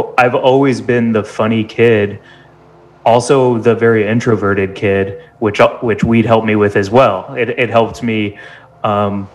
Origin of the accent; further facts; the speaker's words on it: St. Louis, Missouri, United States; moved away as an adult; also born or lived in Chicago; now in Los Angeles, United States; I grew up in St. Louis, Missouri